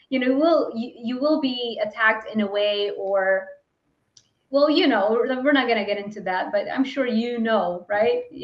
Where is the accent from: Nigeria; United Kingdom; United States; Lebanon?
Lebanon; I wasn't given like opportunities growing up in Lebanon and not really having a lot of money.